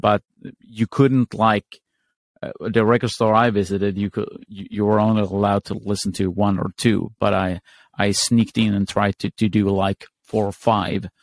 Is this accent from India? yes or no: no; Sweden; I'm from Sweden.